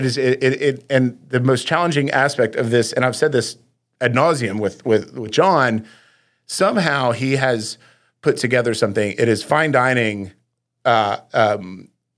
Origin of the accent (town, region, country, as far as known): Little Rock, Arkansas, United States; born or raised there